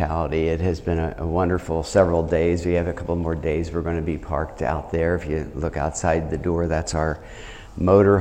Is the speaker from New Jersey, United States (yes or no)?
yes; New Jersey, United States; moved away as an adult; also born or lived in Chicago / Pennsylvania / Charleston / Grand Rapids; I'm from New Jersey